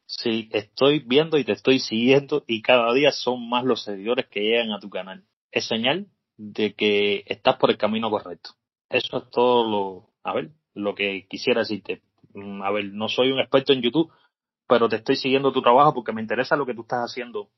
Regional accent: Cuba; tú y yo somos cubanos

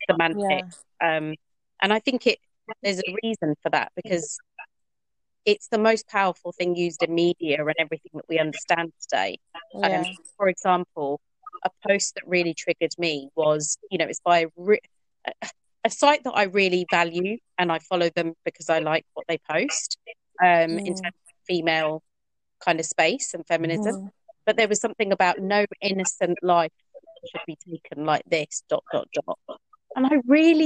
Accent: Norfolk, East of England, United Kingdom; I grew up in National Front Norfolk in the late 1980s, early

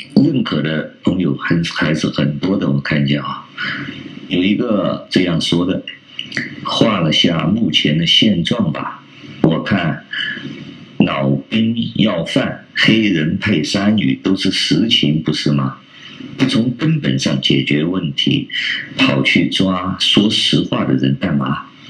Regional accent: China; 我们中国人现在的人呐

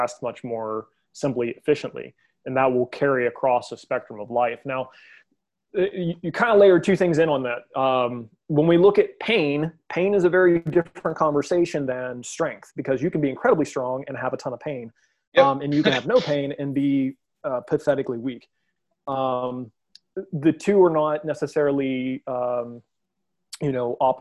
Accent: West Virginia, United States; I'm from West Virginia, as you are, and I'm very proud of our state

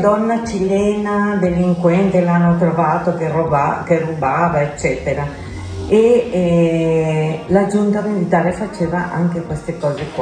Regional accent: Chile; Italian is a second language; moved away as an adult; now in Italy; sono partita dal Cile il 20, 28 di luglio del 75 e il 29 sono arrivata qua in Italia, a Milano

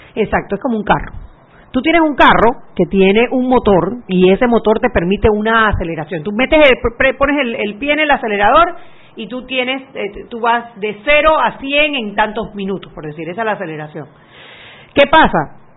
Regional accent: Panama

